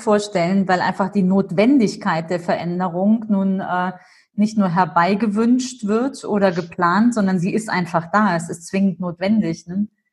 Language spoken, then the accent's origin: German; Germany; Ich bin zwar hier mhm. groß geworden in Deutschland, aber immer in den Ferien ging es nach Syrien.